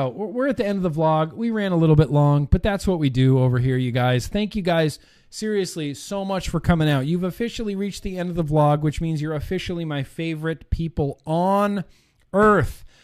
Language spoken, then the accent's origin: English; Texas, United States; Like, no, I'm from Texas.